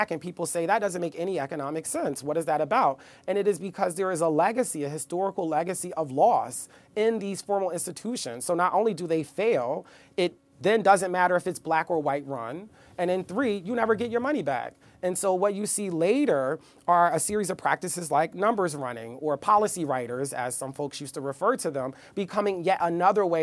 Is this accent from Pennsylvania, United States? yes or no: yes; Philadelphia, Pennsylvania, United States; also born or lived in Newark, New Jersey; So I am from South Philadelphia by way of Newark, New Jersey, if that makes any sense. Um, so I grew up actually in Hawthorne, which is a neighborhood that uh, is featured prominently in the book